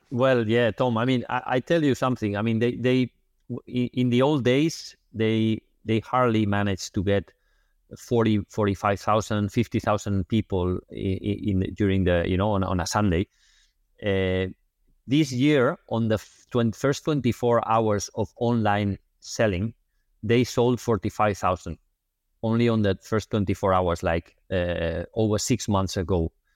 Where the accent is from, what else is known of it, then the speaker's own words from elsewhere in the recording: Barcelona, Catalonia, Spain; I'm from Barcelona